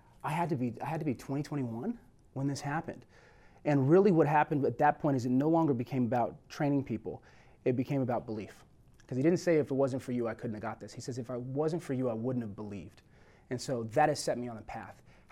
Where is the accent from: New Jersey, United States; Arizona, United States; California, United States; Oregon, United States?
California, United States; And we actually moved to California when I was 2 years old. And so I was raised out here in Southern California.